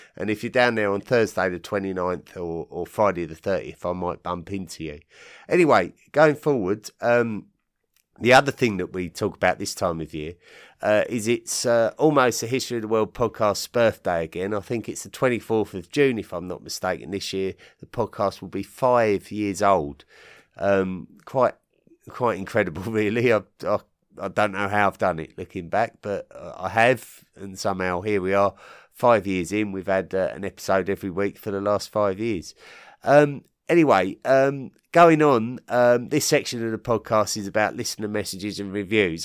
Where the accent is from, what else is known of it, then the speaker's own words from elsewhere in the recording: England, United Kingdom; I'm an Englishman